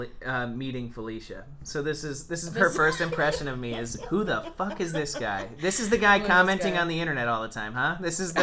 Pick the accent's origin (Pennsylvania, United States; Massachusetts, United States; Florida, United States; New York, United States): Florida, United States; Vero Beach; now in Chicago, United States; my mom grew up in my hometown, Vero Beach, where I'm from. I'm actually fourth generation Vero Beach.